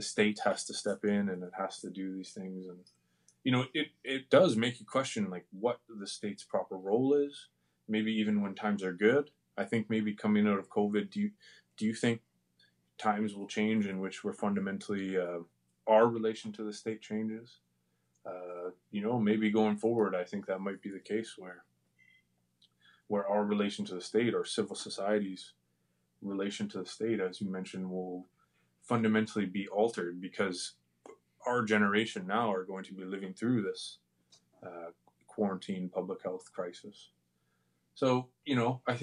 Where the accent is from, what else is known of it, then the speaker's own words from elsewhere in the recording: Canada; as Canadian citizens